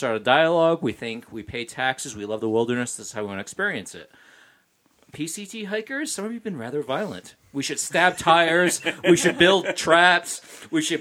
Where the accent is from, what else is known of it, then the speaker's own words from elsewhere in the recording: the East, East Coast, United States; moved away; I grew up in the East